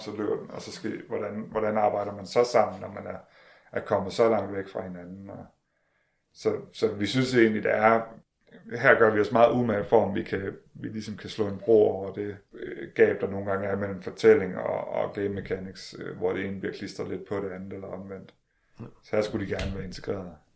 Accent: Denmark; vi er trods alt danskere

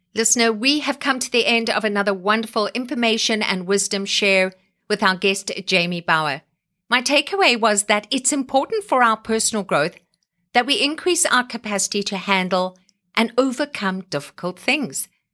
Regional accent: South Africa; now in Canada

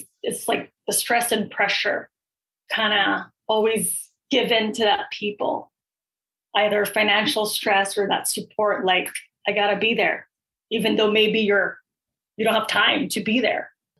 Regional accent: Philippines; Like, if you're Filipino, I'm Filipino, like we already have that foundation and that connection

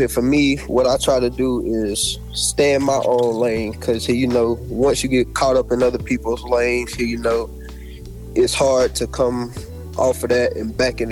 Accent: South Carolina, United States; accent: country; I'm from Swartburg, South Carolina. I'm originally from North Carolina

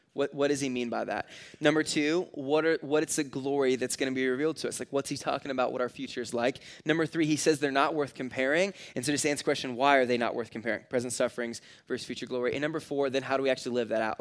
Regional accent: California, United States; now in Nebraska, United States; I grew up in California where you can't, like, personally light off fireworks. So when I moved to Nebraska

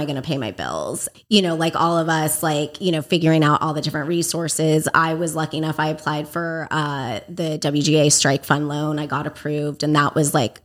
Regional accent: Agoura Hills, California, United States; also born or lived in Los Angeles, California; I grew up Agoura Hills area

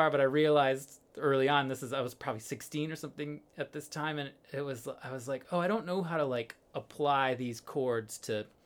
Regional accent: Illinois, United States; uh just outside of chicago

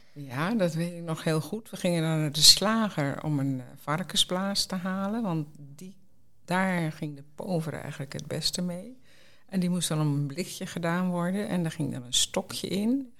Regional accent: Sliedrecht, South Holland, Netherlands; now in Zeist, Netherlands; ik woon nu in Zeist, maar ik kom uit Sliedrecht

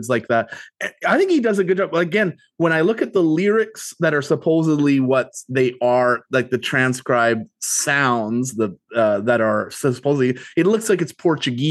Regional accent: Canada; we grew up in Canada and we still live in Canada

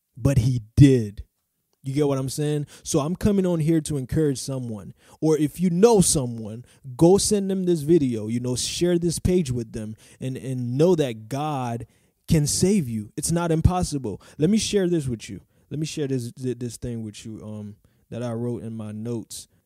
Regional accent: Haiti; moved away; I was probably eight, nine, or ten in Haiti. I'm from Haiti.

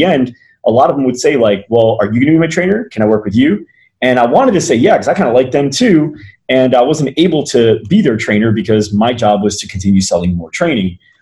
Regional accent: New Jersey, United States; moved away as an adult; also born or lived in Arizona; I was born and raised in New Jersey, moved out to Arizona on my 18th birthday for college

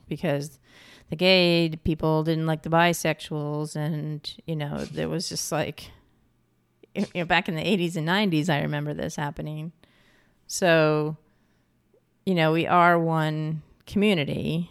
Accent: New York, United States; moved away as an adult; also born or lived in California / Pacific Northwest; I'm from New York and I moved out to California

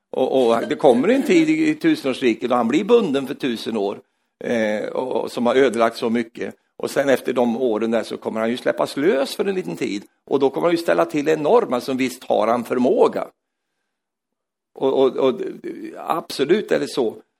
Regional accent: Sweden; jag är svensk

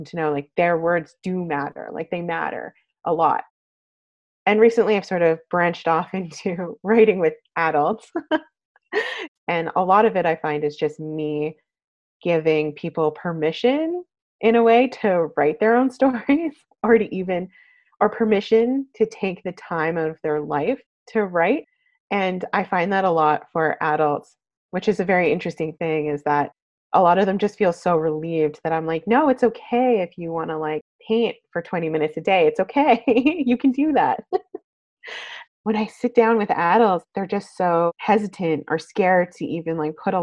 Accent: Calgary, Alberta, Canada; now in Vancouver, Canada; I am originally from Calgary, Alberta, but I've been living in Vancouver for many, many years

